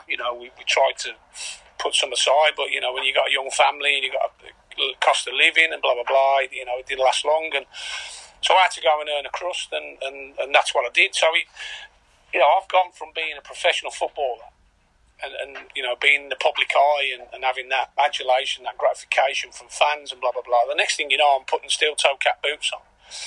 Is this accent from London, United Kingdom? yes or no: no; Birmingham, West Midlands, United Kingdom; moved away as an adult; also born or lived in Caerphilly; now in Carlisle, United Kingdom; I'm from Birmingham